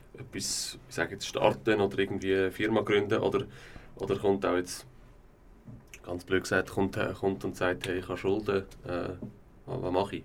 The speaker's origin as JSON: {"language": "German", "town": "Aarau", "region": "Aargau", "country": "Switzerland", "tie": "born or raised there", "said": "Ich bin im Göni aufgewachsen"}